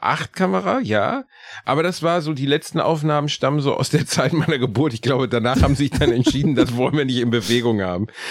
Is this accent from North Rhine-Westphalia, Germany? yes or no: yes; Gelsenkirchen, North Rhine-Westphalia, Germany; born or raised there